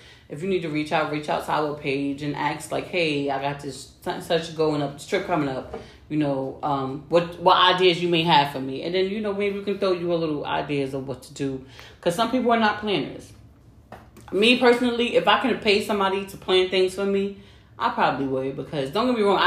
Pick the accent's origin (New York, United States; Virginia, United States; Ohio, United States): New York, United States; New York City; We're from New York